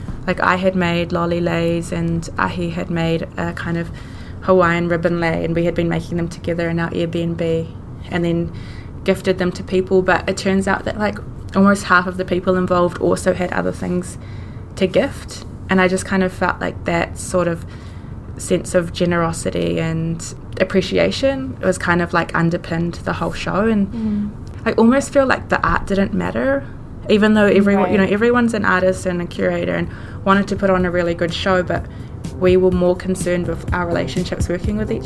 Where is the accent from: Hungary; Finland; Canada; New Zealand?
New Zealand; me growing up in New Zealand influenced everything that I knew